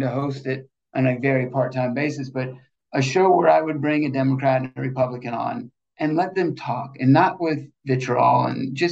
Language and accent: English; Georgia, United States; I'm from Georgia